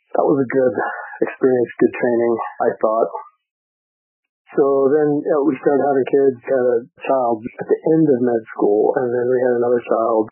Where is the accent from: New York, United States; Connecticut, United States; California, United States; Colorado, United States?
Colorado, United States; Greeley; moved away as an adult; also born or lived in Bethesda, Maryland; I grew up in Greeley, Colorado, north of Denver.